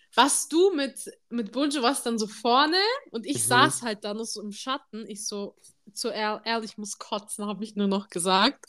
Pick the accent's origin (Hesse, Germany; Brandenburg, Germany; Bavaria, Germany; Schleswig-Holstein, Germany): Bavaria, Germany; Munich; wir sind aus München